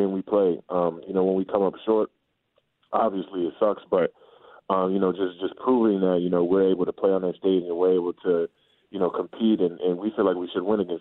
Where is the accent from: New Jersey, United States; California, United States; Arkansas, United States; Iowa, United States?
California, United States; Sacramento; moved away; also born or lived in Atlanta, Georgia / Virginia; When he got traded to Sacramento, that's when I grew up